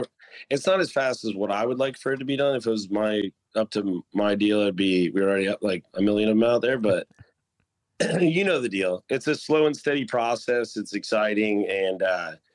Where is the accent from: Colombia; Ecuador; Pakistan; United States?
United States; St. Petersburg, Florida; I grew up in St. Petersburg